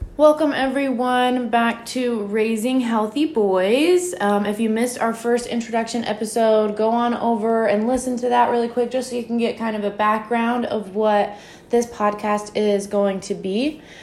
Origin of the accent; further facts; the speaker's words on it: Franklin, Virginia, United States; That's where I grew up